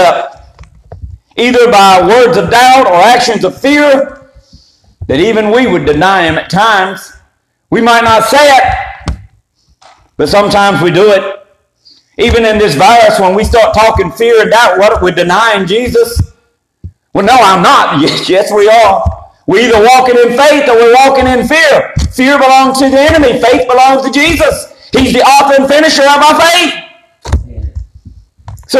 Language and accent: English; Eastern North Carolina, United States; me trying to deny from Eastern North Carolina. Just can't happen. My accent gives me away